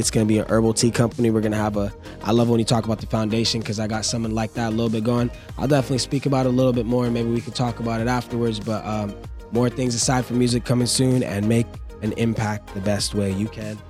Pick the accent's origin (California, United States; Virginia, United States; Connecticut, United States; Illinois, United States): California, United States; And after moving everywhere, and I usually tell people I'm from California and ending up in the valley where I was born.